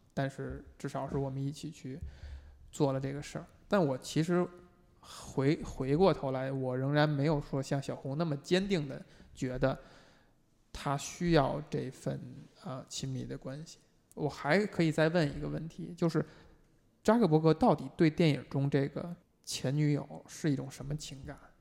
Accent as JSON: {"language": "Chinese", "country": "China", "said": "我们中国人"}